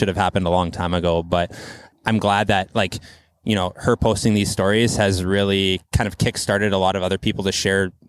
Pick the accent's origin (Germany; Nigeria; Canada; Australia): Canada; Quesnel, British Columbia; now in Vancouver, Canada; Barkerville Brewing from my hometown